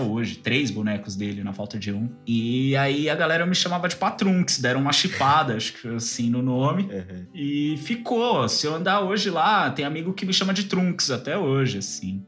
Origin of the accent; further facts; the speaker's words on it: São Paulo, Brazil; also born or lived in Alto da Lapa, São Paulo; meu coração é da Zona Leste, onde eu nasci e fui criado